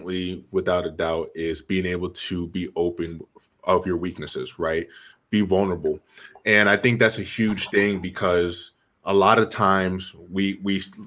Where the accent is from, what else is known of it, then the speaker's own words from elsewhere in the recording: Jersey City, New Jersey, United States; I was born and raised in Jersey City, New Jersey